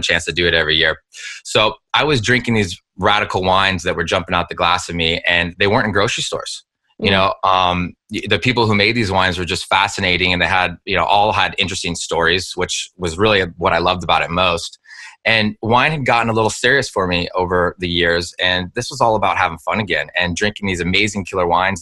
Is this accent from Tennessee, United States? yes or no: no; Napa Valley, California, United States; I grew up in the Napa Valley